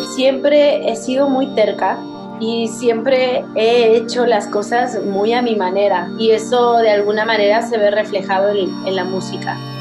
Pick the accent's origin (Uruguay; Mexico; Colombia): Mexico; Veracruz; moved away; la tierra donde crecí, que es mi bello Veracruz